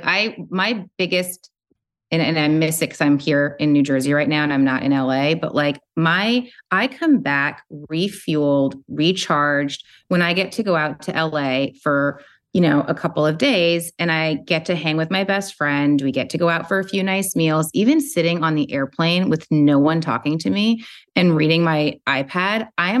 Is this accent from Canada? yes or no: yes; Canada; moved away; also born or lived in New York City; I grew up in Canada. I was living in New York City.